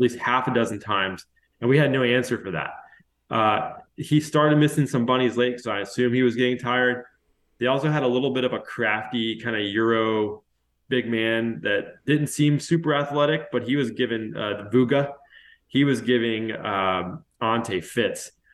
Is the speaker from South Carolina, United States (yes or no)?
yes; Charleston, South Carolina, United States; I grew up in Charleston, and I went to college in Charleston